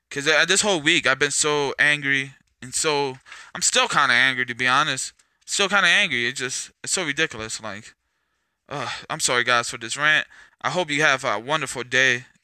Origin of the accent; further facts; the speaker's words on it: California, United States; I came from California. I came from a lot of places.